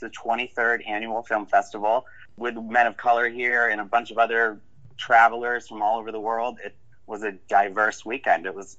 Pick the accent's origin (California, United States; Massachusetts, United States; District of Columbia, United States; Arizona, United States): Massachusetts, United States; the Berkshires; moved away as an adult; now in Provincetown, United States; a little gay boy growing up in the Berkshires